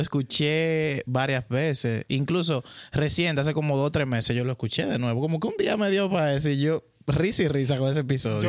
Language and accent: Spanish; San Juan de la Maguana, San Juan, Dominican Republic; Nací en San Juan de la Maguana